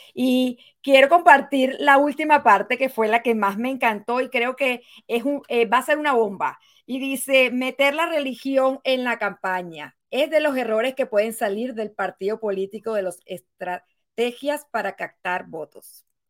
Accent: Venezuela; now in United States; el derecho a votar que nunca lo tuve en mi país, Venezuela

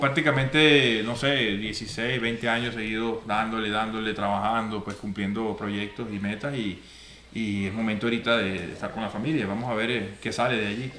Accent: Guanare, Portuguesa, Venezuela; moved away as an adult; also born or lived in Japan; allá en Guanare, bueno, eh, esa es la cultura de nosotros, mucha música llanera

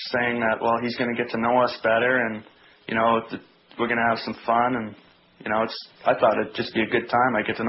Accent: Tilbury, Ontario, Canada; I grew up in Tilbury, and I played all my minor hockey there, and, you know, I would have liked to play in my hometown.

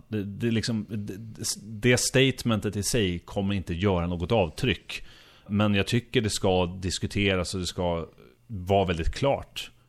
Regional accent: Sweden; som äkta svensk

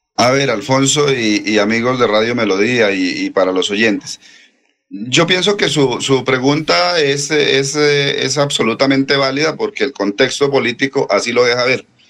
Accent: Puente Nacional, Santander, Colombia; nosotros somos de Puente Nacional

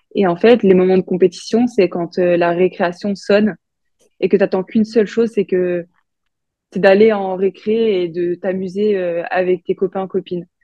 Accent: Bourgogne-Franche-Comté, France; Je viens de Franche-Comté

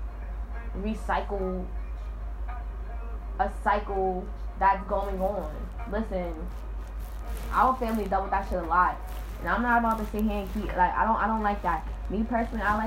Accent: Alabama, United States; my family is black and I'm from Alabama

